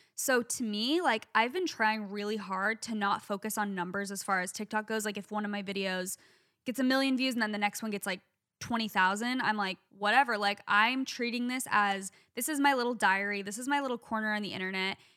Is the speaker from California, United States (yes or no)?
no; Phoenix, Arizona, United States; I'm from Phoenix